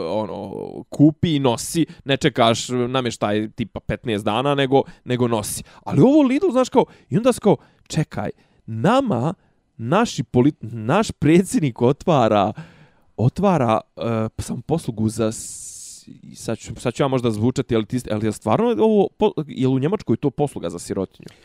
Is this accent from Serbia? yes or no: no; Bosnia & Herzegovina; kod nas u Bosni